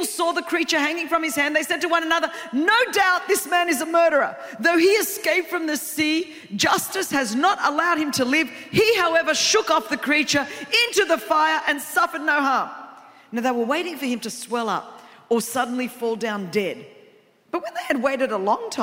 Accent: Australia; I'm from Australia

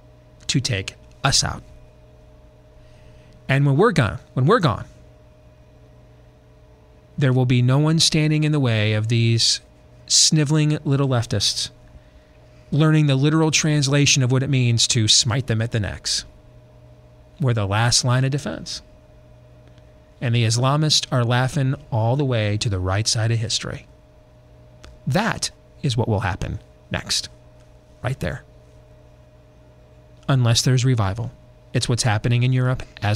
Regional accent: Michigan, United States; moved away; when I was growing up in Michigan

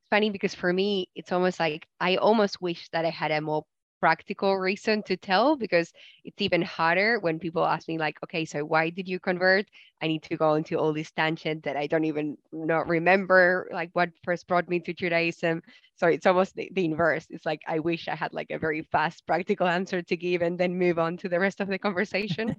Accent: Argentina; growing up in Argentina, I did have Jewish friends, especially in primary school

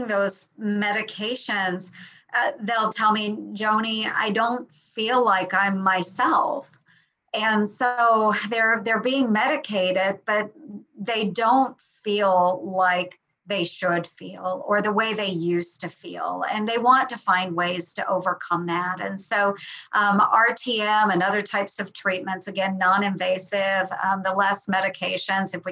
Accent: rural Southwest Iowa, United States; I was born and raised in Iowa

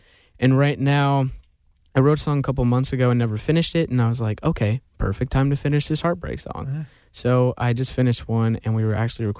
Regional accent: Georgia, United States; You know, like, I'm born and raised in Georgia, so that was like definitely one of the reasons.

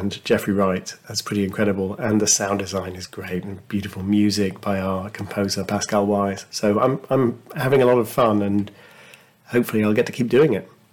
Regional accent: United Kingdom; as a Brit

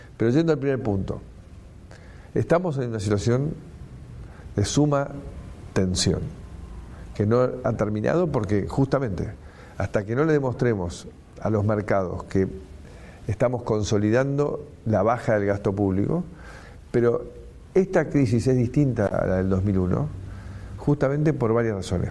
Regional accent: Argentina; somos un país

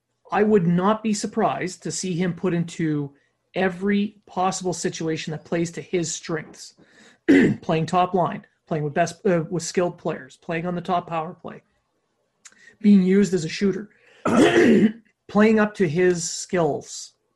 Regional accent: Canada; But as we're Canadian and we want Canada to win the tournament, I don't like this.

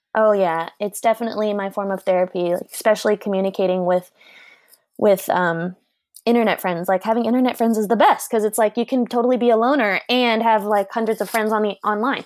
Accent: Portland, Oregon, United States; growing up in Portland

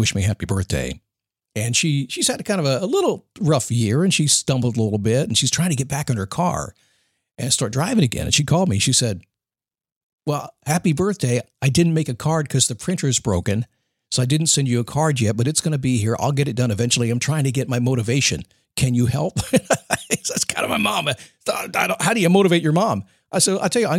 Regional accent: United States; I'm an American

